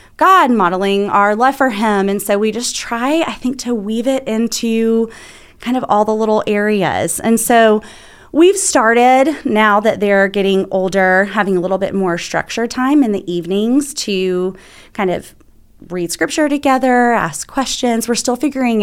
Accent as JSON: {"language": "English", "town": "Atlanta", "region": "Georgia", "country": "United States", "moved": "as an adult", "lives_now": "Birmingham, United States", "said": "I'm from Atlanta"}